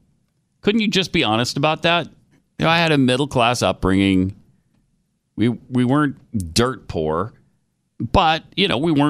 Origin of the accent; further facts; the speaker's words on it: Yorktown Heights, New York, United States; I grew up in Yorktown Heights. So